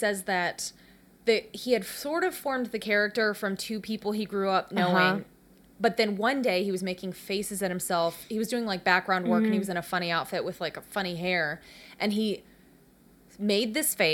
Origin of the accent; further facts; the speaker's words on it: the South, United States; we're both from the South